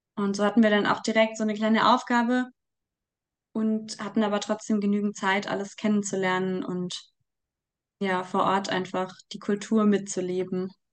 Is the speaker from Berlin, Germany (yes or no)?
no; Munich, Bavaria, Germany; ich komme aus Großhadern, aus dem Stadtteil, in dem Solidarität mit Waisen gegründet wurde